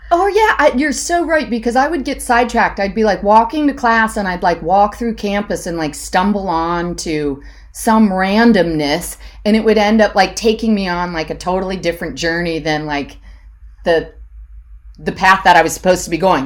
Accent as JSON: {"language": "English", "town": "Hudson", "region": "Ohio", "country": "United States", "tie": "born or raised there", "said": "I grew up in Hudson, Ohio."}